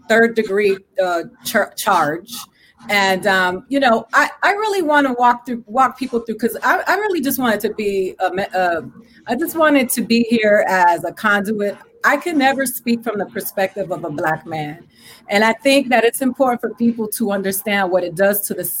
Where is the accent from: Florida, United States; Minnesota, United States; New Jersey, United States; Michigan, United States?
Florida, United States; Miami; also born or lived in Tallahassee / Puerto Rico / Dominican Republic; I'm from Miami, where my neighborhood burns because of McDuffie and Neville Johnson, because I grew up in the hood